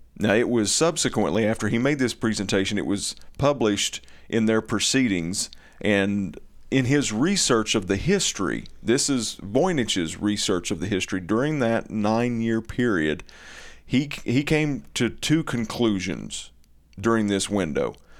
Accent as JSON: {"language": "English", "region": "Eastern Kentucky", "country": "United States", "accent": "Eastern Kentucky", "said": "my Eastern Kentucky dialect"}